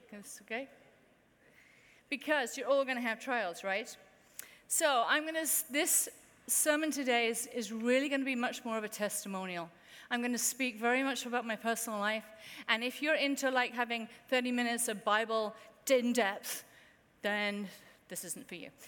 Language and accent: English; United Kingdom; now in United States; As a Brit